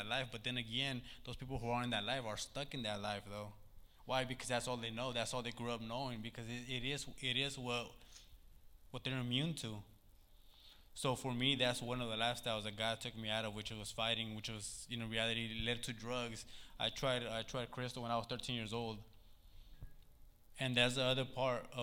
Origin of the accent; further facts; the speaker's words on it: Sacramento, California, United States; Growing up in South Sac, Meadowview, man, it was hard